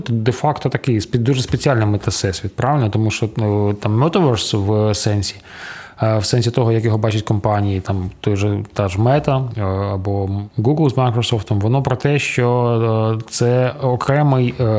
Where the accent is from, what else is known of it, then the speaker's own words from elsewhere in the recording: Chernihiv, Chernihiv Oblast, Ukraine; мого рідного міста Чернігів